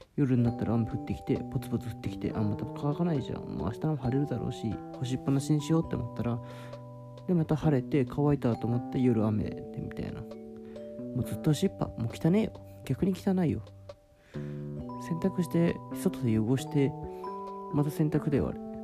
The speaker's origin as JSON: {"language": "Japanese", "region": "Shizuoka", "country": "Japan", "tie": "born or raised there", "moved": "yes", "said": "自分が静岡出身で"}